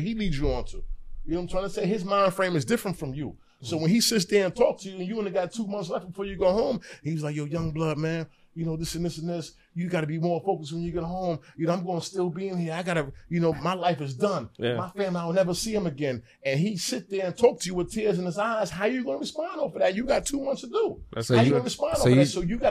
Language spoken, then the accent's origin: English; Yonkers, New York, United States; I'm from Yonkers